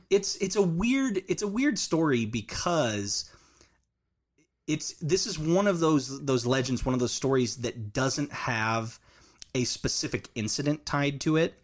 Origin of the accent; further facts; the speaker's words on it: Orange County, California, United States; moved away; also born or lived in Canadian, Oklahoma; I, I, I was originally born and raised in a, in a coastal beach town, uh, Mm-hmm. in Orange County, California